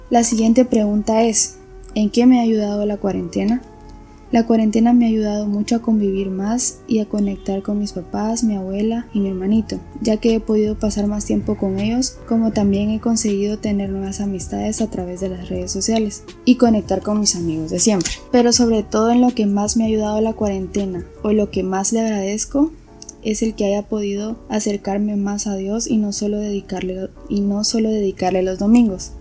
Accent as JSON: {"language": "Spanish", "town": "Esquipulas", "region": "Chiquimula", "country": "Guatemala", "tie": "born or raised there", "said": "soy originaria de Esquipulas Chiquimula"}